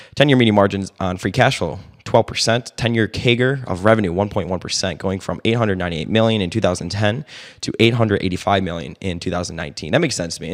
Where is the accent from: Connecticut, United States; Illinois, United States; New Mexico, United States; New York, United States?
Illinois, United States; now in Dallas, United States; I'm from Illinois